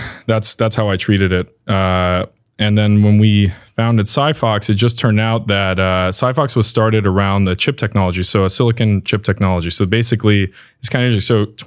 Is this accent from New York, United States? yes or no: yes; New York, United States; So I've kind of lived around different places because of this. I'm originally from New York.